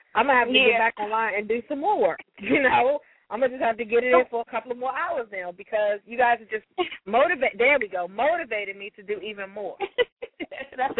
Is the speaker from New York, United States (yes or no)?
no; Prince George's County, Maryland, United States; also born or lived in Washington, D.C. area; I grew up in the Prince George's County and some of the D.C. area